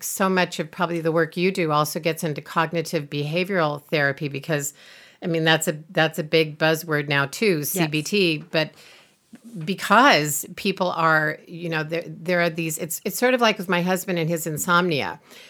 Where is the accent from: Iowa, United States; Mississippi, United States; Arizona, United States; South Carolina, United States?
Iowa, United States; Maybe it's in the way I grew up in Iowa eating corn.